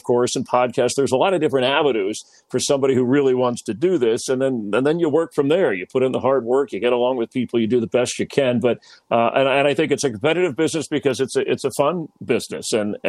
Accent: Miami, Florida, United States; in Miami, South Florida, growing up as a kid

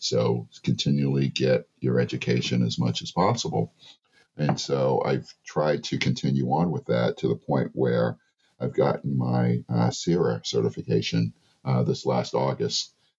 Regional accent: Massachusetts, United States; So they moved up north. So I grew up in Massachusetts, went to a bunch of really great schools. Boston Latin Academy

